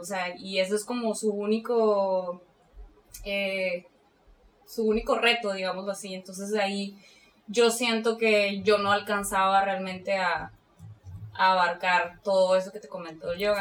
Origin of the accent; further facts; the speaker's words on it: Mexicali, Baja California, Mexico; soy de aquí de Mexicali